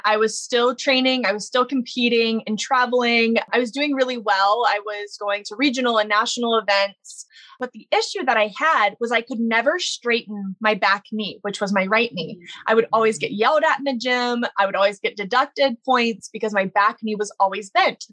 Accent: Baton Rouge, Louisiana, United States; I grew up in Baton Rouge, Louisiana

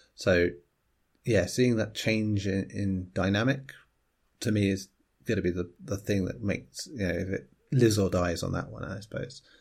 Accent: England, United Kingdom; as an Englishman

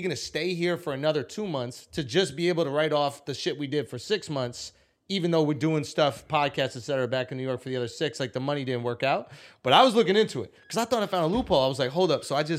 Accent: Karachi, Sindh, Pakistan; You can't cook Pakistani dog. I'm from Karachi.

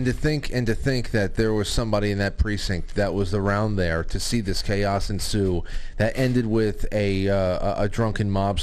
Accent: New York, United States; we're from New York.

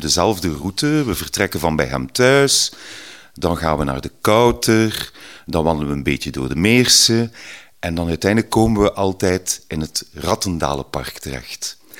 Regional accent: Ghent, Flanders, Belgium; Ik ben van Gentbrugge, een mooie groene randgemeente hier vlak tegen Gent

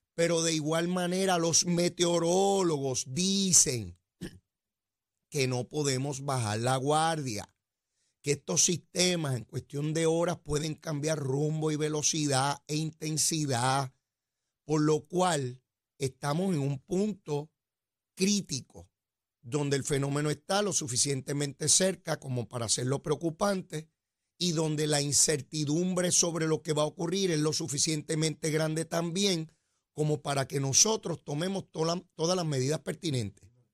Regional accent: San Juan, Puerto Rico; yo soy criado a mano ahí en Capetillo, y Río Piedra

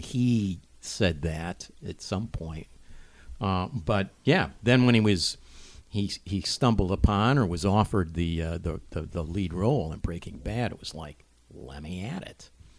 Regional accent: Cleveland, Ohio, United States; I grew up in Cleveland, of course

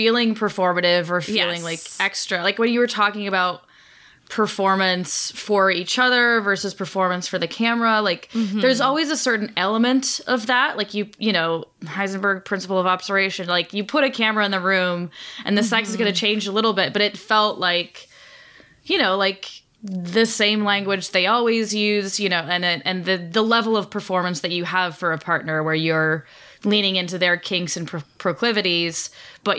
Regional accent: Colorado, United States; growing up in Colorado

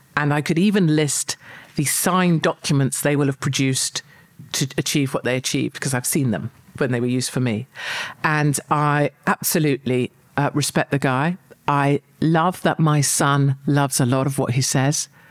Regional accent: United Kingdom; I'm proud of uh, being British

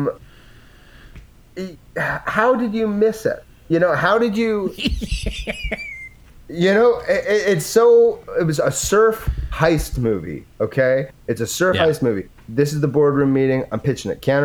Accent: Edmonton, Alberta, Canada; I'm from Edmonton.

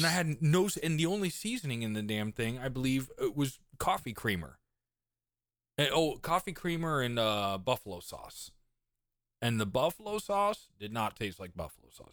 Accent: East Coast, United States; moved away; also born or lived in Midwest; I grew up on the East Coast

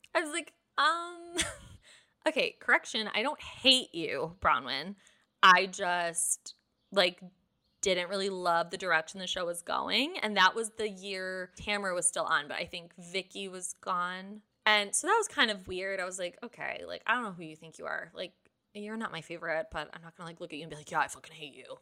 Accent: Detroit, Michigan, United States; I'm from Detroit

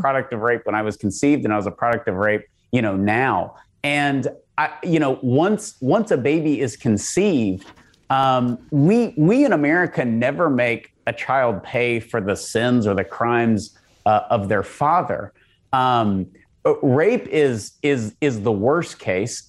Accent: Texas, United States; as a Texan

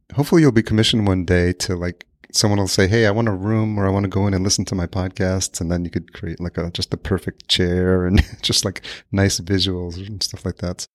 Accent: Yonkers, New York, United States; moved away as an adult; also born or lived in Los Angeles, United States; now in Minneapolis, United States; I grew up in Yonkers, New York

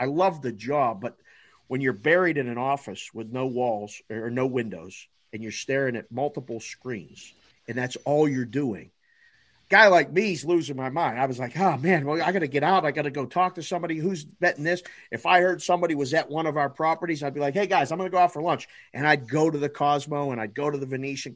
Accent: Pittsburgh, Pennsylvania, United States; moved away as an adult; also born or lived in Las Vegas, Nevada; I'm from Pittsburgh because I was born and raised there

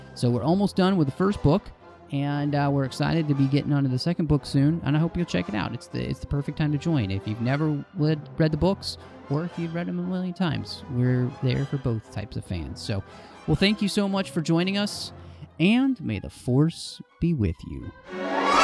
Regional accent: Dallas, Texas, United States; I grew up in Dallas, Texas

